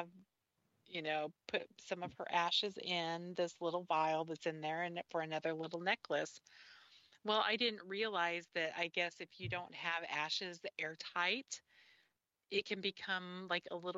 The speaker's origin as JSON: {"language": "English", "town": "Kansas City", "country": "United States", "tie": "born or raised there", "said": "I was living in Kansas City. I grew up in Kansas City"}